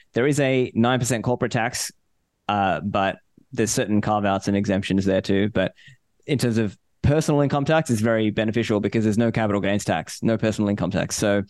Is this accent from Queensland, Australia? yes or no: no; Sydney, New South Wales, Australia; also born or lived in Sri Lanka; So I was born in Sri Lanka. Okay. But I was raised in Australia. So I was raised in Sydney, Australia. So I'm an Australian citizen.